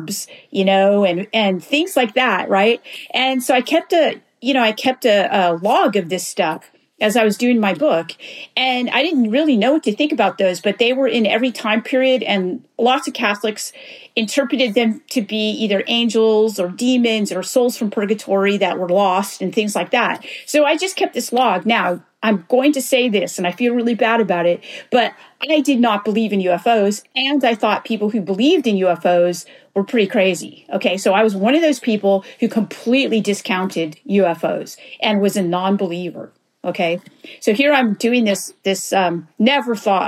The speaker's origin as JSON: {"language": "English", "region": "Northern California", "country": "United States", "tie": "born or raised there", "moved": "yes", "lives_now": "North Carolina, United States", "said": "I grew up in California. I now live in North Carolina"}